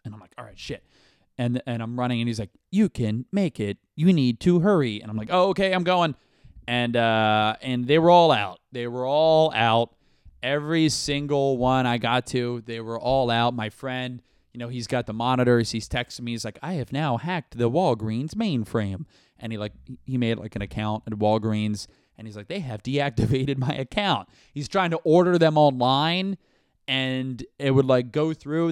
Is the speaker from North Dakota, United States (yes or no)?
no; Brandon, Florida, United States; now in New York City, United States; I am from the Tampa area. I'm from Brandon